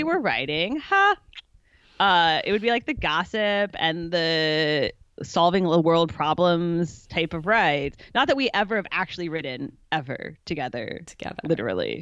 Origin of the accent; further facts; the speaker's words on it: Chicago, Illinois, United States; moved away as an adult; also born or lived in Kentucky; now in San Francisco area, United States; I was born in Kentucky, grew up in Chicago